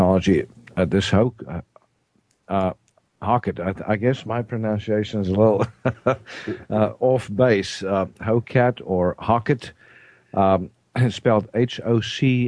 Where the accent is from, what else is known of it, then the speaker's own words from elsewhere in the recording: South Africa; I'm South African